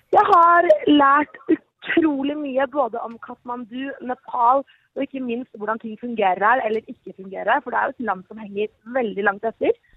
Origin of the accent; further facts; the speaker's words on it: Norway; å være her som nordmann